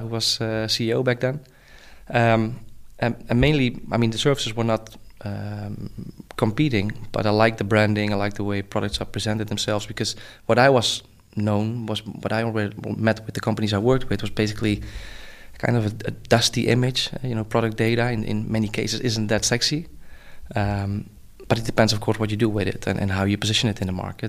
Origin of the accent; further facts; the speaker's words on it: Netherlands; I'm from the Netherlands